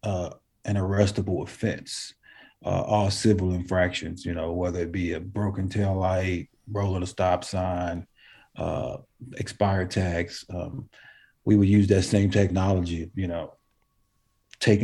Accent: New Jersey, United States; moved away; I'm from New Jersey originally

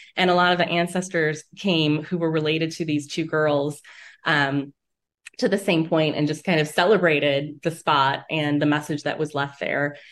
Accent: Lake County, Northeast Ohio, United States; also born or lived in Toledo, Ohio / Erie, Pennsylvania; I grew up in Northeast Ohio in Lake County

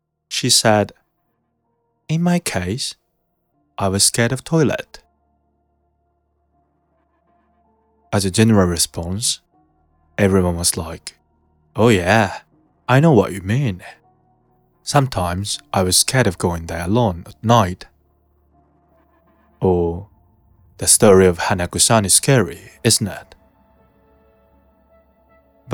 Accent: Ibaraki, Japan; moved away as an adult; also born or lived in Kyoto; I was born in Ibaraki Prefecture, but I moved to Kyoto as I got into university there.

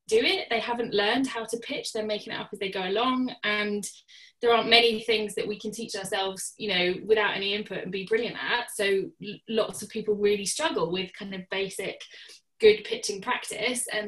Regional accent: Surrey, South East England, United Kingdom; moved away as an adult; now in Northern Ireland, United Kingdom; I'm not from here originally. I'm from Surrey originally

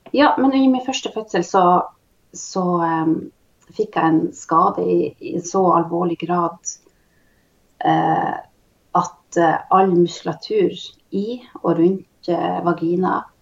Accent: Tysfjord, Nordland, Norway; Kommer ifrån Tysfjord, norsk sida eh, av lulesamisk område. Och eh, här har jag vuxit upp

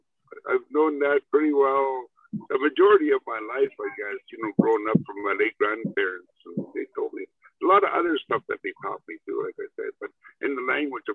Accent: Saskatchewan, Canada; first language Cree; English is a second language; my late grandfather in a little log cabin growing up in Saskatchewan.

